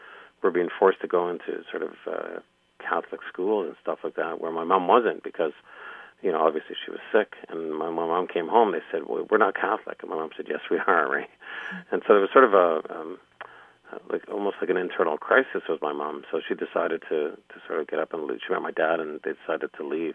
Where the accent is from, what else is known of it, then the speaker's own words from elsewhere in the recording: Toronto, Ontario, Canada; She met my dad and moved to a big city, Toronto, and we grew up sort of in the Lower East Side in Toronto